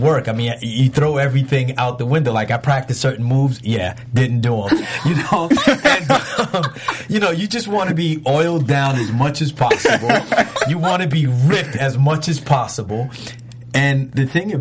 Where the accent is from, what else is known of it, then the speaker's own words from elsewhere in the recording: New York City, New York, United States; I grew up in New York City in the Bronx